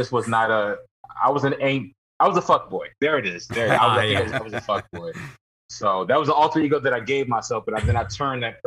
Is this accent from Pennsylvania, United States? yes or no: no; Kentucky, United States; moved away; I'm from Kentucky, and they had the first Cane's ever on our college campus